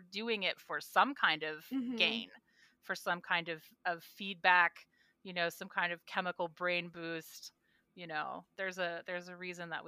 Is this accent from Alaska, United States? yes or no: yes; Alaska, United States; I'm from Alaska